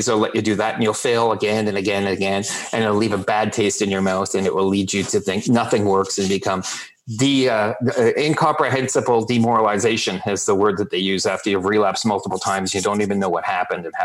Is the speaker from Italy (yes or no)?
no; Canada; we're Canadian